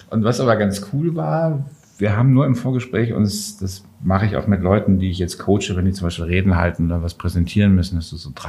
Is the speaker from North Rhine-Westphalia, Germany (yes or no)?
yes; Düsseldorf, North Rhine-Westphalia, Germany; born there; Ich komme ja gebürtig da aus der Ecke von Düsseldorf. Das heißt, wir reden eh den ganzen Tag.